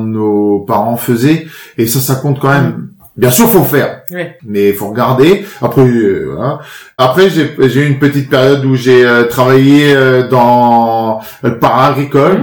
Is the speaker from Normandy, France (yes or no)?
yes; Périers, Normandy, France; j'ai grandi à Perrier, hein, sur ma sur ma commune, petit village de 2500 habitants, petite un petit bourg hein. dans la Manche